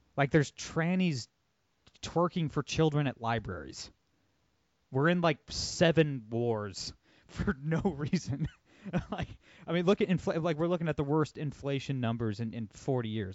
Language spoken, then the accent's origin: English; Toledo, Ohio, United States; my hometown of Toledo, Ohio